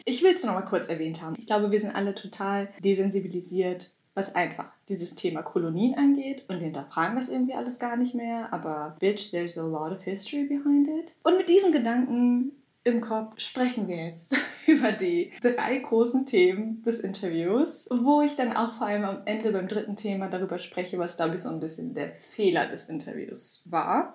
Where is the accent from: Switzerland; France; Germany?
Germany; für uns als Deutsche